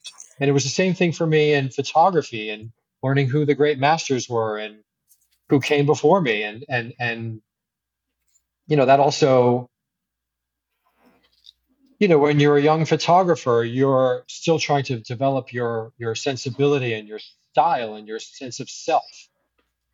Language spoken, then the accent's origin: English; New York City, New York, United States; moved away as an adult; also born or lived in Milan / Paris; growing up in New York City